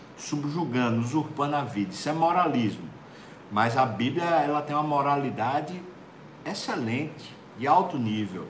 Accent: Recife, Pernambuco, Brazil; do Recife, especialmente, a minha terra

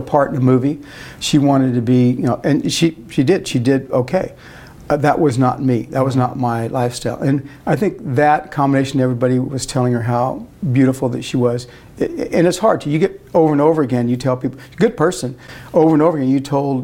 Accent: Arvin, California, United States; I was raised out in Arvin, real close to the Tarver family

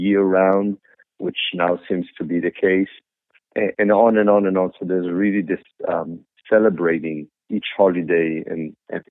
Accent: Israel; moved away; I grew up in Israel in the 70s in a kibbutz where the food was far from being good.

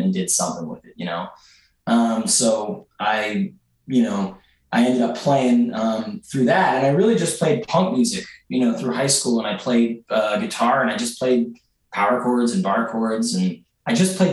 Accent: Philadelphia, Pennsylvania, United States; I grew up in Mount Airy, and I've lived there for the last 8 years.

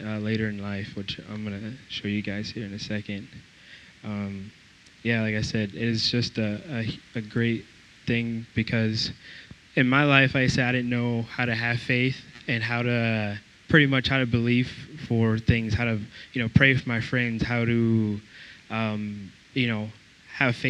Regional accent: Georgia, United States; moved away as an adult; also born or lived in Iowa; because I'm from Georgia

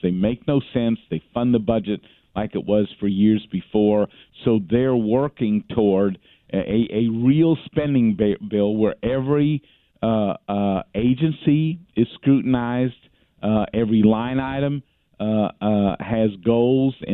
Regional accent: Texas, United States; as a Texan

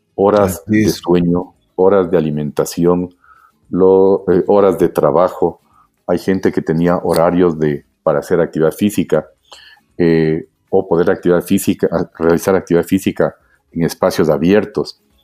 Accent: Quito, Pichincha, Ecuador; yo nací en Quito hace ya 57 años. Eh, estudiamos, estudié yo ah, primero en la Escuela Espejo y luego en el Colegio Benalcázar.

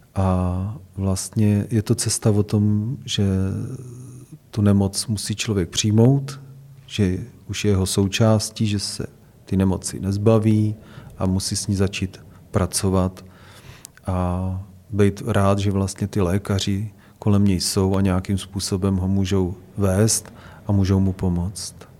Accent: Hradec Králové, Hradec Králové Region, Czechia; chtěl jsem zůstat v Hradci Králové, protože to je moje rodné město. Měl jsem k němu vztah od dětství

